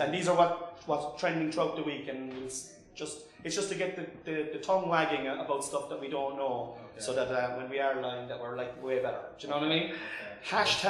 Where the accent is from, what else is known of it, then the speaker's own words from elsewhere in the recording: Mallow, County Cork, Munster, Ireland; also born or lived in Killavullen, North Cork; I grew up in a little village outside Mallow called Ballinclaw.